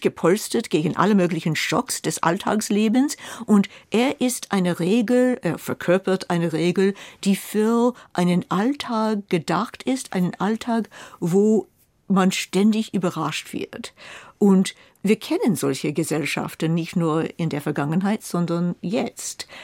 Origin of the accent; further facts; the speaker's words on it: United States; now in Germany; ich als Amerikanerin